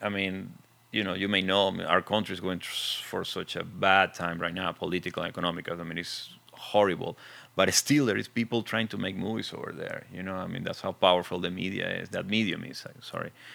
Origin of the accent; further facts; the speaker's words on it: Venezuela; accent: very thick; English is a second language; moved away; I'm original from Venezuela, as you can see. I have a very thick accent